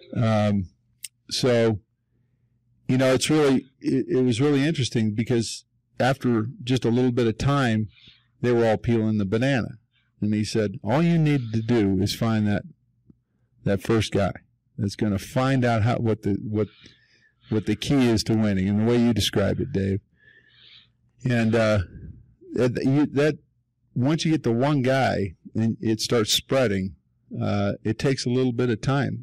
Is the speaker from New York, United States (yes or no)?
no; Denver, Colorado, United States; been here my whole life, born and raised, born and raised in Park Hill